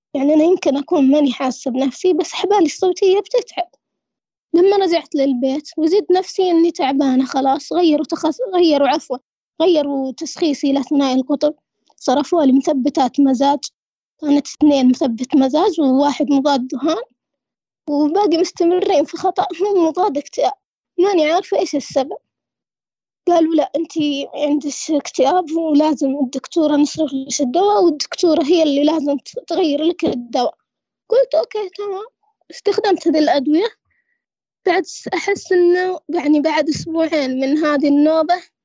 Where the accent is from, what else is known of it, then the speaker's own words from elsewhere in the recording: Saudi Arabia; عندنا في السعودية